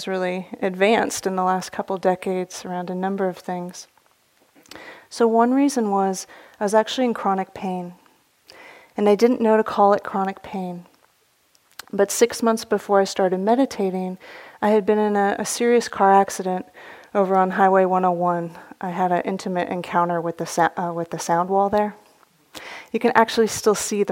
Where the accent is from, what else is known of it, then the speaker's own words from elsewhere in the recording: the Bay Area, California, United States; Growing up in the Bay Area